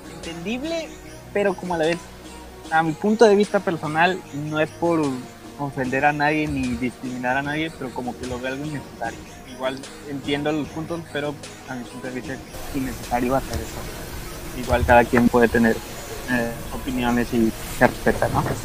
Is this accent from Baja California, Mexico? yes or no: yes; Tijuana, Baja California, Mexico; Yo soy de Tijuana